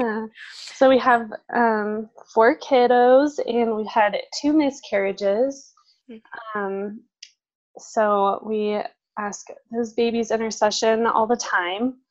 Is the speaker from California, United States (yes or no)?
yes; San Diego, California, United States; moved away as an adult; also born or lived in Franciscan University (Steubenville, Ohio); now in Idaho, United States; I grew up in San Diego